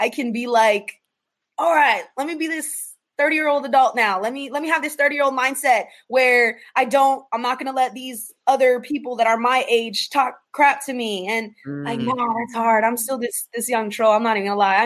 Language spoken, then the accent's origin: English; Chandler, Arizona, United States; I'm from Chandler, born and raised. I went to Chandler High School